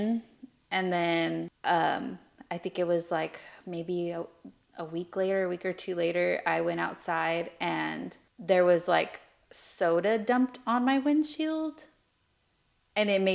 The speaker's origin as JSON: {"language": "English", "town": "Lemoore", "region": "California", "country": "United States", "tie": "born or raised there"}